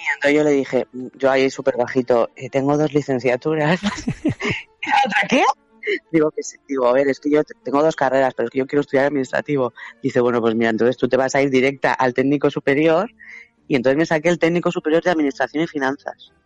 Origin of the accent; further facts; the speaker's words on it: Madrid, Community of Madrid, Spain; now in Valencia, Spain; yo soy madrileña, aunque vivo en Valencia, mi familia, todos somos de Madrid